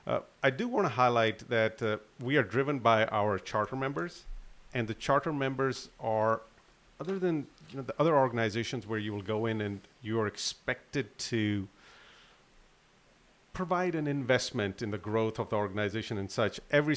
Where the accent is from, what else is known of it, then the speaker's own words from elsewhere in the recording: Atlanta, Georgia, United States; born there; My parents are from Pakistan, and I was born in Atlanta when my father used to teach at Georgia Tech.